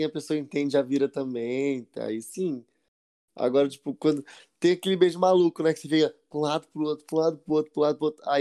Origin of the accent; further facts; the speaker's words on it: Brazil; Eu não sou gringo, sou brasileiro.